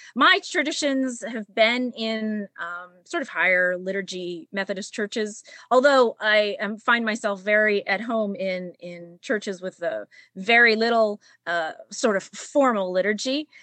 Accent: Pittsburgh, Pennsylvania, United States; I'm I am from Pittsburgh. I grew up in North Hills and graduated from North Hills High School

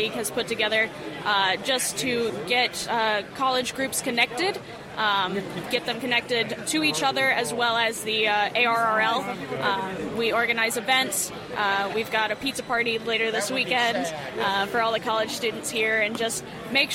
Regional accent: Dallas, Texas, United States; also born or lived in Missouri; I'm from Dallas, Texas

